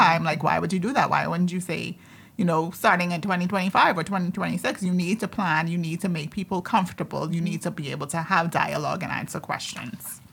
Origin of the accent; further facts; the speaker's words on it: Andros, Bahamas; I'm from Andres